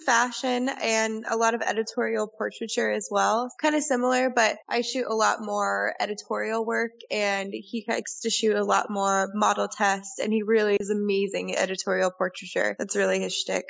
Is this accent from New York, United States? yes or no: no; Colorado, United States; moved away as an adult; also born or lived in Australia; now in Prague, Czech Republic; I grew up in Colorado